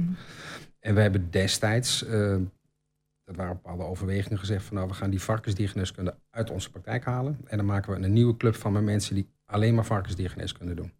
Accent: Albergen, Overijssel, Netherlands; also born or lived in Utrecht / Brabant; now in Almelo, Netherlands; Maar ik ben geboren in Utrecht, ehm, getogen in Albergen

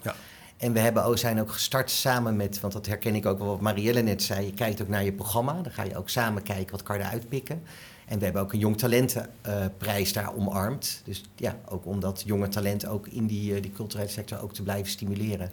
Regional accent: Delft, South Holland, Netherlands; Ik ben geboren en getogen Delftenaar. Ik ben ook gek op mijn stad

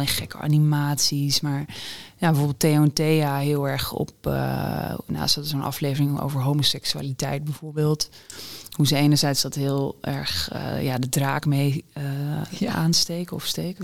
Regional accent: Groningen, Netherlands; de Borgmanschool in Groningen

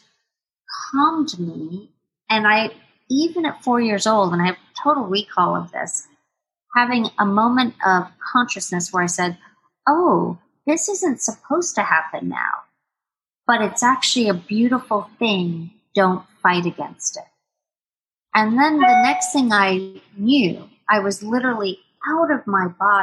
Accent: Jamaica; moved away; born and raised in Jamaica, West Indies. My parents moved to Jamaica after the revolution in Cuba. So they are both Cuban

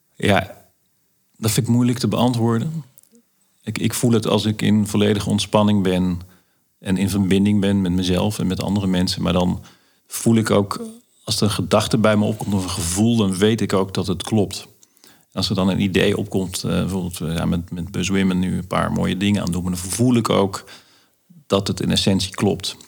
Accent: Limburg, Netherlands; de dorpskapsalon in uh, waar ik vandaan kom in Limburg

